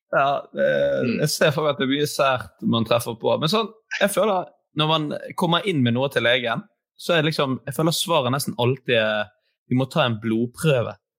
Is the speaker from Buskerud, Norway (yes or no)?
no; Bergen, Vestland, Norway; som bergenser